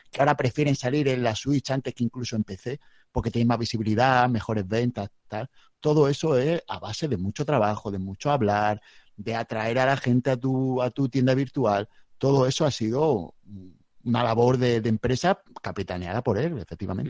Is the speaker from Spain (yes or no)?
yes; Spain; now in Region of Murcia, Spain; Soy, soy nací en el Mediterráneo